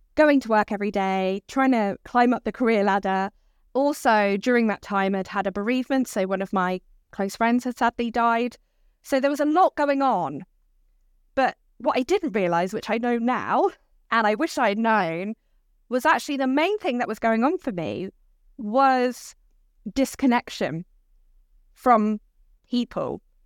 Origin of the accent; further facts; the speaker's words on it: Dorset, South West England, United Kingdom; now in Brighton, United Kingdom; I grew up in Dorset